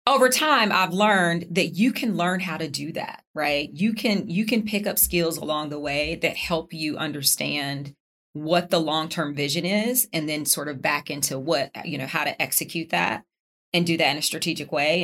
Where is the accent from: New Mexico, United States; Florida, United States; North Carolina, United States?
North Carolina, United States; Charlotte; moved away; I'm from Charlotte. Yes, my mom lived down the street.